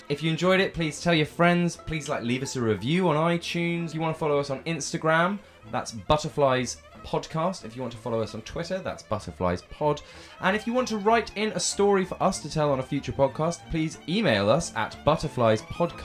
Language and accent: English; England, United Kingdom; I, as an English